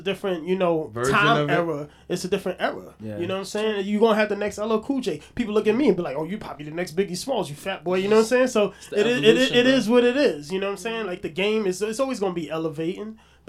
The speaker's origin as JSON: {"language": "English", "town": "Brooklyn", "region": "New York", "country": "United States", "tie": "born or raised there", "said": "I came from the hard streets of Brooklyn."}